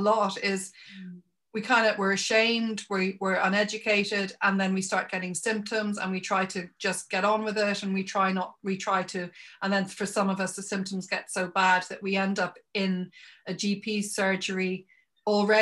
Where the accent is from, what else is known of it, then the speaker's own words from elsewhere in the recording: Ireland; I come from Ireland